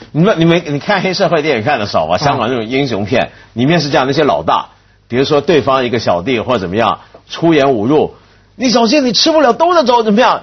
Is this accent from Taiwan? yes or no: yes; Taiwan; moved away; 我小时候台湾大